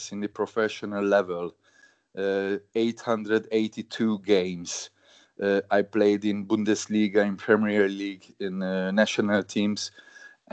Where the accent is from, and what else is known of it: Hungary; born or raised there; English is a second language; moved away as an adult; also born or lived in Germany / England